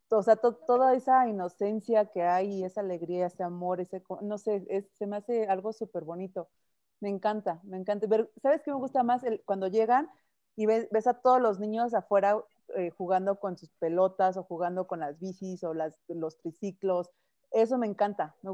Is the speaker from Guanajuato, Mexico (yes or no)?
yes; Irapuato, Guanajuato, Mexico; cuando era chiquita, en Irapuato, vivíamos en Irapuato y hacían como unas como caravanas. Bueno, son como desfiles. No sé si lo hacen aquí en México, pero yo me acuerdo mucho porque era un pueblito y eran desfiles.